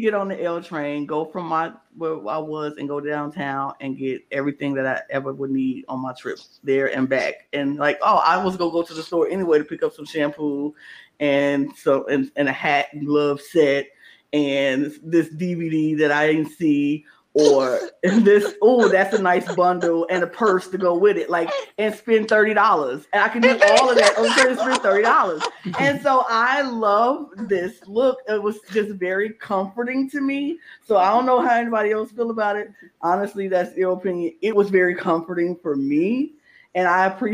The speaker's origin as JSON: {"language": "English", "town": "Chicago", "region": "Illinois", "country": "United States", "tie": "born or raised there", "said": "I grew up in the South Side of Chicago my entire life."}